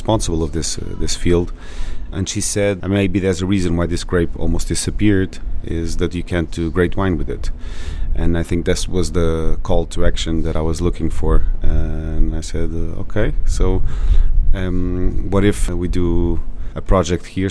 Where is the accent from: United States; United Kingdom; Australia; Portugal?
Portugal; São Miguel, Azores; moved away as an adult; now in Pico, Portugal; I'm from San Miguel